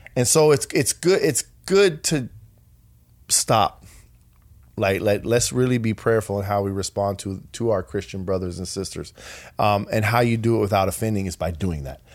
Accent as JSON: {"language": "English", "region": "Colorado", "country": "United States", "said": "I'm from Colorado"}